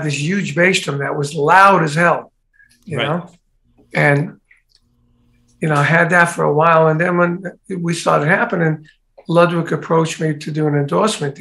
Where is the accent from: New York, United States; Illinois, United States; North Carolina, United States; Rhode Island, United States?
New York, United States; New York City; I grew up in Brooklyn